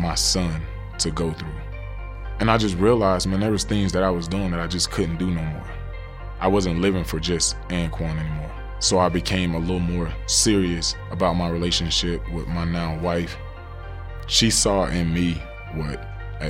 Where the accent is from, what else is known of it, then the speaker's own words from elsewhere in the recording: Pahokee, Florida, United States; my hometown, Pahokee, Florida. Small town right on Lake Okeechobee